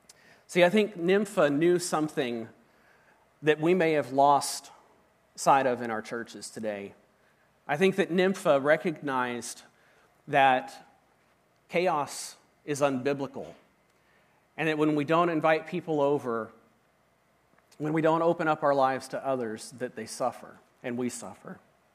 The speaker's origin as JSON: {"language": "English", "region": "Washington", "country": "United States", "tie": "born or raised there", "moved": "yes", "said": "See, I grew up in Washington State, and when I came to Oklahoma, I started experiencing some things that were just really different."}